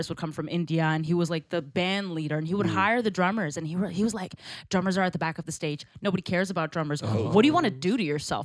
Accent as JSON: {"language": "English", "town": "Toronto", "region": "Ontario", "country": "Canada", "said": "we're all first generation Canadian, or that's a very common thing in Toronto"}